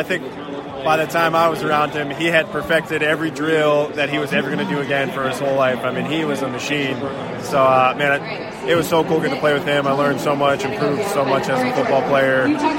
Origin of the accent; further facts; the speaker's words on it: Pittsburgh, Pennsylvania, United States; I grew up in Pittsburgh. I wanted to go to Pitt my whole life.